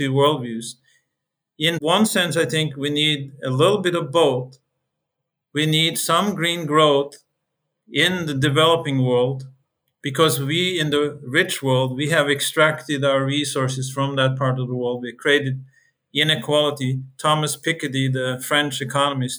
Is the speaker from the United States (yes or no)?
no; Norway; I come from Norway